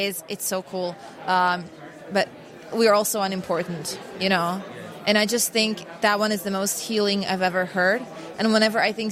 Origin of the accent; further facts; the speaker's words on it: Osijek, Osijek-Baranja County, Croatia; now in Zagreb, Croatia; my hometown Osijek